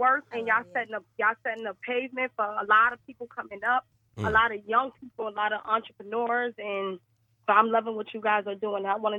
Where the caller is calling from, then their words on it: West Palm Beach, Florida, United States; I'm calling from West Palm Beach, Florida.